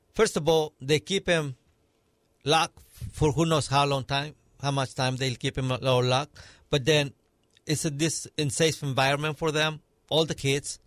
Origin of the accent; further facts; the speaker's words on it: Mexico; now in United States; I was born and raised in Mexico